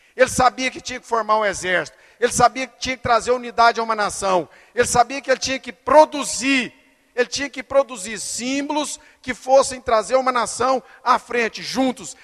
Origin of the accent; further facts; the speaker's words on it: Brazil; eu sou brasileiro